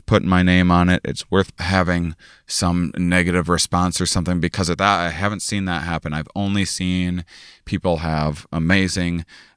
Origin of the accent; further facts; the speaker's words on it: La Crosse, Wisconsin, United States; moved away; I'm in my hometown. I'm at the University of Wisconsin, La Crosse